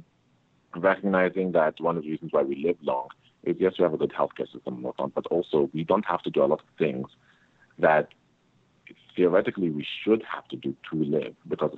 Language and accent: English; Canada; I come from Canada